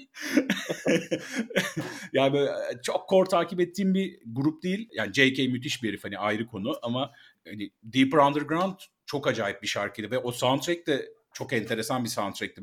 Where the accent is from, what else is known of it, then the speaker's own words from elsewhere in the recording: Bursa, Turkey; ben de Bursalıyım